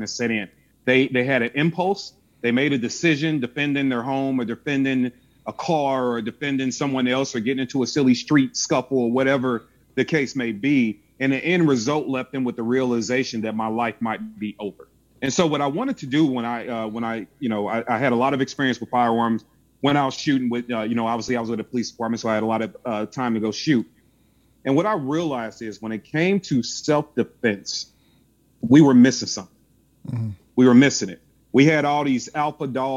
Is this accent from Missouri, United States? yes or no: yes; St. Louis, Missouri, United States; I'm from St. Louis, Missouri